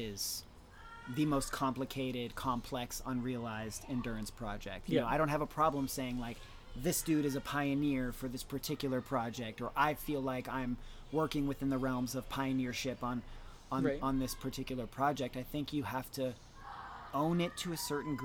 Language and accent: English; Worcester, Massachusetts, United States; I grew up in Worcester